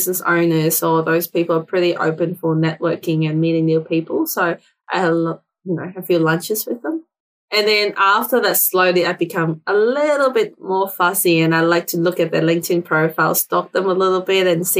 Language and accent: English; Hong Kong; English is a second language; now in Australia; I wasn't born here. I was born in Hong Kong. So I'm an immigrant to Australia